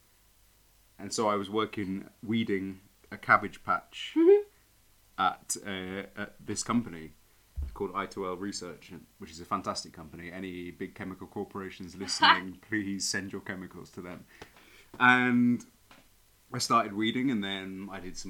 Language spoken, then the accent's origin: English; East Molesey, South East England, United Kingdom; moved away as an adult; now in Madrid, Spain; I'm from Surrey originally.